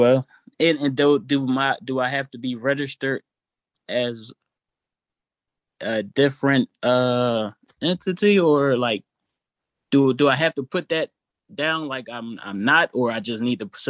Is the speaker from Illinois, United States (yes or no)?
no; Philadelphia, Pennsylvania, United States; I joined EYL. I'm from Philly too